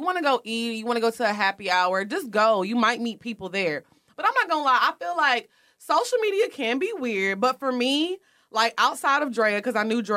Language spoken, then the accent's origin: English; Houston, Texas, United States; I'm from Houston